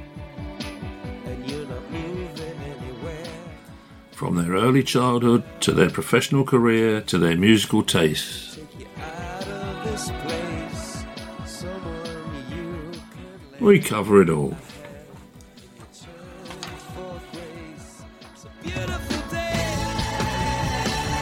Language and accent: English; Ealing, London, United Kingdom; I was born in Ealing